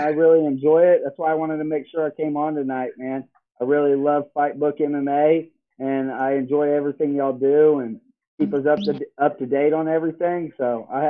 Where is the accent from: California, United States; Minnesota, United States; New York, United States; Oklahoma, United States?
Oklahoma, United States; Tulsa; I was born and raised in Tulsa, Oklahoma. I'm 13-5 as a professional.